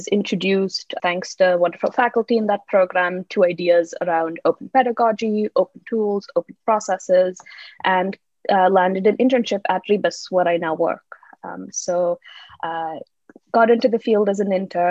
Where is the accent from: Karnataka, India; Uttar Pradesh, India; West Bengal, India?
Karnataka, India; Bangalore; now in Toronto, Canada; I am originally from Bangalore, India, but I'm currently based in Toronto, Canada.